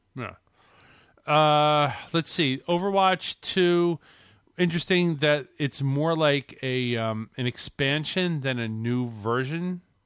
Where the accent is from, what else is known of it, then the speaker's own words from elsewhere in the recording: Canada; I'm from Canada